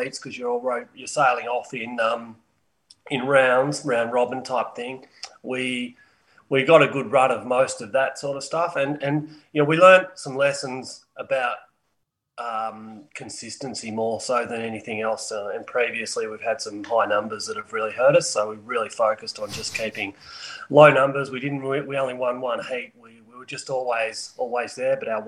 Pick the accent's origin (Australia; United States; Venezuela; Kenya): Australia; Melbourne, Victoria; moved away as an adult; also born or lived in McCrae, Victoria; now in Perth, Australia; I grew up in Melbourne